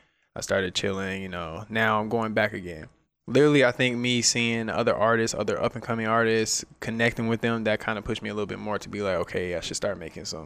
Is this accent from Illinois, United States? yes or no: no; Atlanta, Georgia, United States; moved away as an adult; now in Las Vegas, United States; I'm from Atlanta. I moved here 5 years ago.